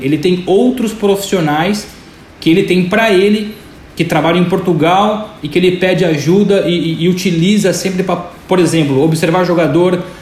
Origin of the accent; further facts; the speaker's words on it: Brazil; moved away; somos brasileiros